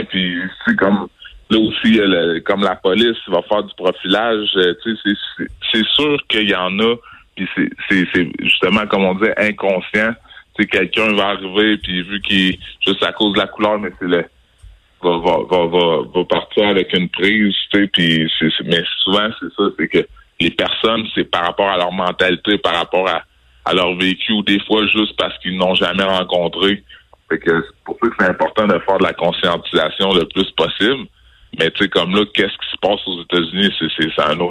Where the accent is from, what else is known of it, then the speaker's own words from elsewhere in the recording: Quebec City, Quebec, Canada; moi je suis québécois, je suis né ici à Québec, j'ai grandi à Québec.